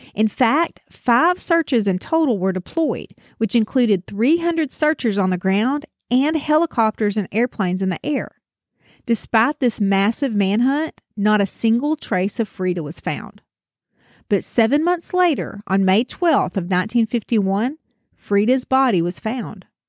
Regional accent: the South, United States; I'm from the South

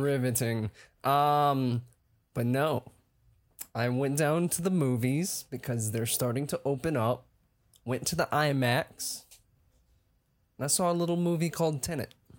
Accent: Atlanta, Georgia, United States; I'm an actor from Atlanta, Georgia.

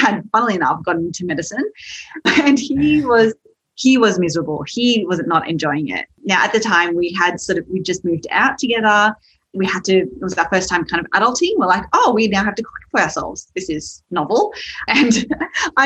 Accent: Sydney, New South Wales, Australia; So you can probably tell from my accent, I am from Australia, from Sydney, and my parents were first migrants there

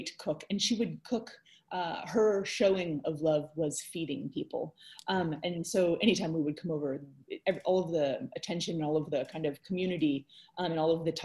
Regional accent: Silverado, California, United States; moved away; also born or lived in New York City; I grew up in Southern California in a very, very small town in the Santa Ana Mountains called Silverado

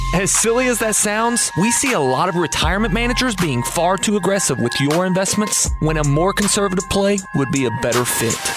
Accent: United States; as an American

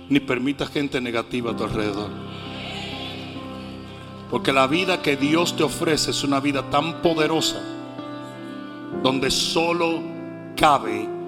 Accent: Pachuca, Hidalgo, Mexico; Yo que vengo de Pachuca y la gente gritaba hasta sin saber lo que estaba diciendo.

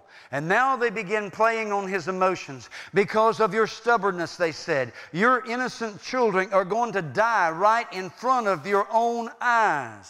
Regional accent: United States; I was born in America

